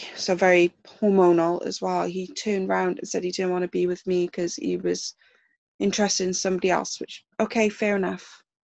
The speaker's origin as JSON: {"language": "English", "region": "South Wales", "country": "United Kingdom", "tie": "born or raised there", "said": "I live in South Wales in the UK. And I that's where I grew up. I've been born and bred in my little town."}